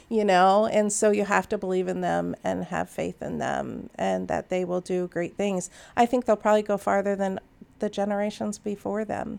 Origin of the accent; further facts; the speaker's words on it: Naperville, Illinois, United States; I grew up in Naperville